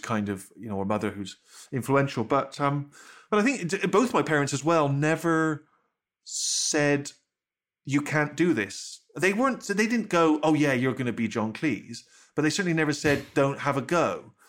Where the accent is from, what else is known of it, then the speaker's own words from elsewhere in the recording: Bristol, South West England, United Kingdom; growing up in Bristol